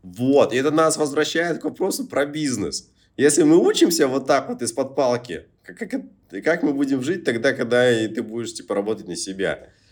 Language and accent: Russian; Murmansk, Murmansk Oblast, Russia; now in Phuket, Thailand; у себя дома в Мурманске